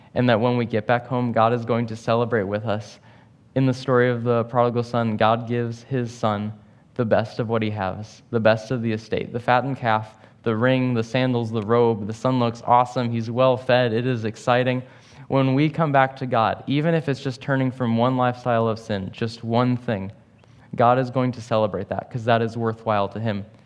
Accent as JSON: {"language": "English", "town": "St. Louis", "region": "Missouri", "country": "United States", "moved": "yes", "said": "I'm from Saint Louis"}